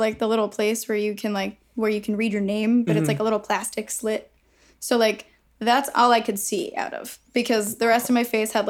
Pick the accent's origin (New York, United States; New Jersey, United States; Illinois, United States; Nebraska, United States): New York, United States; New York City; I grew up in Chelsea, but I lived in Battery Park City